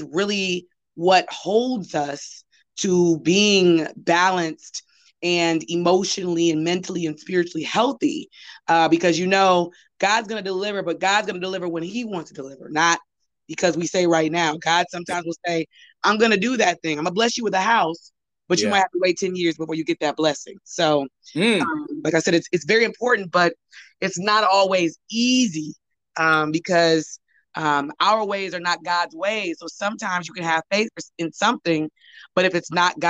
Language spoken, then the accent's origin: English; Cleveland Heights, Ohio, United States; moved away as an adult; now in Los Angeles, United States; I am originally from Cleveland Heights, Ohio. I've been living in Los Angeles since 2006